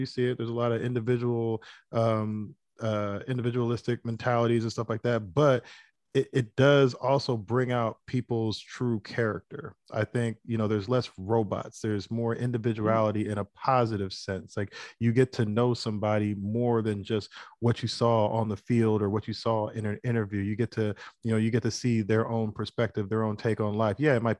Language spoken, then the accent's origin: English; United States; I'm first generation. So I grew up here in the United States. My mom didn't grow up here.